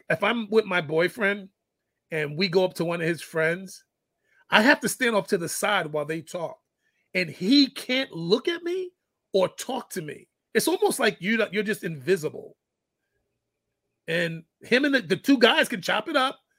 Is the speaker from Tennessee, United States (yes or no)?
no; New York City, New York, United States; also born or lived in San Quentin, California; now in Killeen, Texas, United States; I grew up in the Bronx. I've lived in 5 different states, 22 different cities